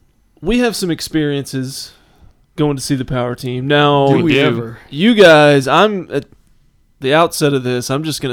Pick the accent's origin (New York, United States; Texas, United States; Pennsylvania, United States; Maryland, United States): Texas, United States; Austin; I grew up right outside of Darrell K. Royal Memorial Stadium.